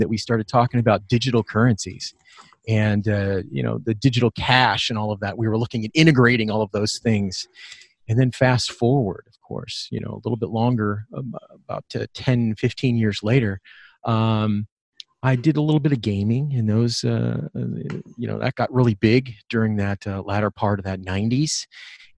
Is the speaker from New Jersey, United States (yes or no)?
no; Bay Area, California, United States; I grew up in the Bay Area